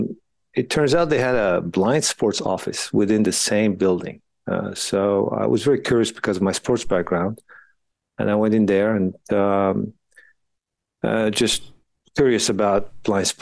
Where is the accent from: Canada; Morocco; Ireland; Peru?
Morocco; moved away as an adult; also born or lived in France; now in United States; I grew up in Morocco and then got the opportunity to play tennis a little bit there